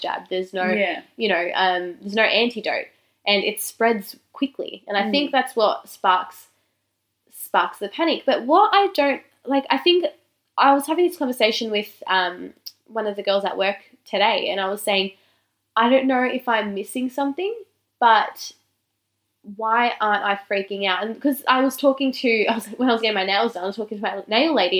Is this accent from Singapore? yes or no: no; Australia; being Australian